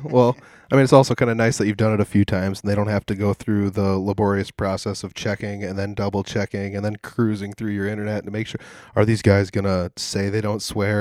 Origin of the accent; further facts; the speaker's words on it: Humboldt, Iowa, United States; I'm from Humboldt